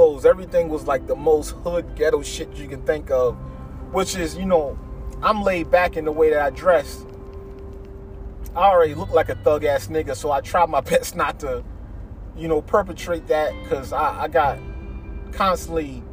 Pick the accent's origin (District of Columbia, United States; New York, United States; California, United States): New York, United States; moved away; I grew up, part of my life, I grew up in New York. Family in New York.